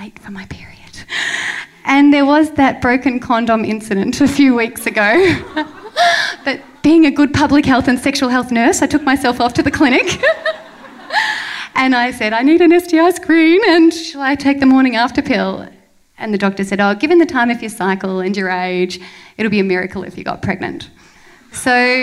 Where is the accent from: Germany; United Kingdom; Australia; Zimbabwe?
Australia; Melbourne, Victoria; moved away as an adult; also born or lived in Banda Aceh, Indonesia; I moved back to my hometown, Melbourne